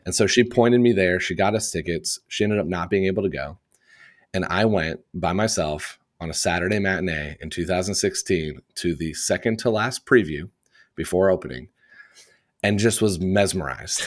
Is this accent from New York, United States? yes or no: no; Indiana, United States; I grew up in Indiana in the United States, in the Midwest